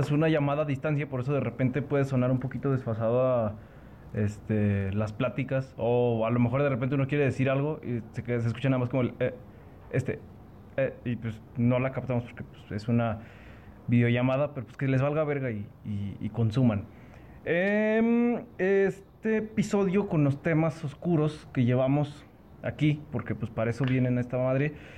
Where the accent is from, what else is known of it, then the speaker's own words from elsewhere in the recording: Aguascalientes, Mexico; Yo de Aguascalientes, de la tierra